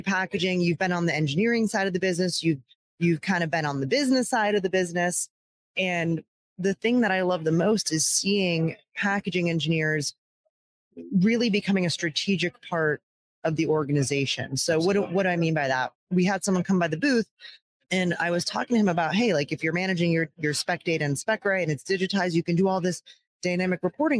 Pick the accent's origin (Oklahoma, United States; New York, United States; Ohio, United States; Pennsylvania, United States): Pennsylvania, United States; Downingtown; my hometown of downingtown pennsylvania was a huge paper mill area